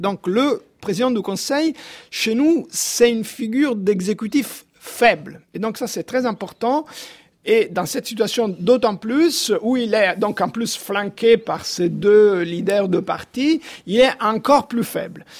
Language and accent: French; Rome, Lazio, Italy; Moi-même, je suis romain